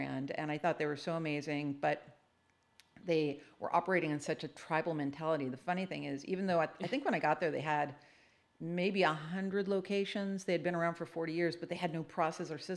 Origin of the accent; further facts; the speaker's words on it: California, United States; I was born in California